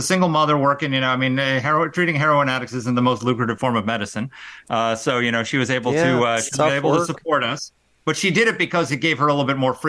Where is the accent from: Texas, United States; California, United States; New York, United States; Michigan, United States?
New York, United States; New York City; I grew up in that hotbed of right-wing conservatism called Manhattan, New York. I grew up on East 72nd Street, raised by a single mother who was a refugee from Poland after World War II.